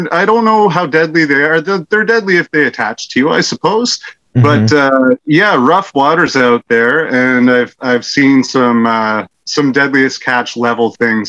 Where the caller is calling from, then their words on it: Pokeshaw, New Brunswick, Canada; I am calling from Canada, from the frozen north.